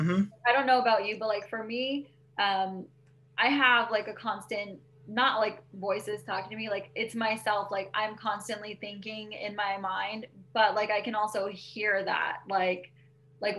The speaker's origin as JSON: {"language": "English", "town": "Bakersfield", "region": "California", "country": "United States", "tie": "born or raised there", "also_born_or_lived": "Arvin, California / Lamont, California", "said": "I'm from Bakersfield, but I grew up on the outskirts of Irvine because my parents have some property out there"}